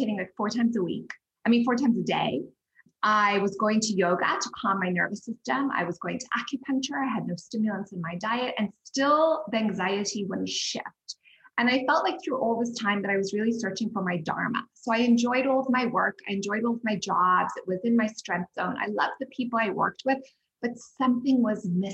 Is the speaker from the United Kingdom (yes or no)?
no; Zimbabwe; moved away; also born or lived in Cape Town, South Africa / New York; I'm from Zimbabwe